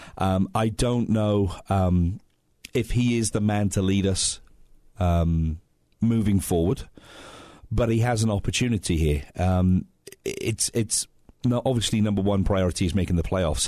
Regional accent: England, United Kingdom; now in United States; I'm English

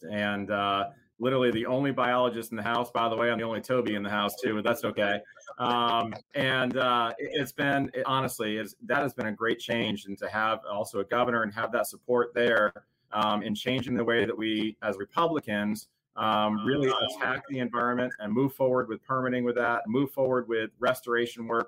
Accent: Massachusetts, United States; moved away as an adult; now in Florida, United States; I grew up in Massachusetts as a son of a Navy captain

